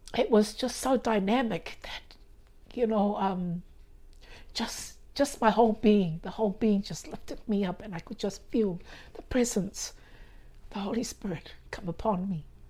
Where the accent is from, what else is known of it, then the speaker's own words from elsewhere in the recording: Avarua, Cook Islands; I was born here in Rarotonga